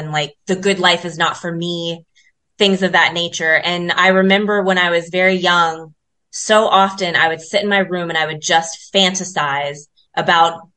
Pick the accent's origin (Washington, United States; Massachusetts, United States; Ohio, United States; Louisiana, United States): Ohio, United States; Columbus; now in South Africa; I'm born and raised in Columbus, Ohio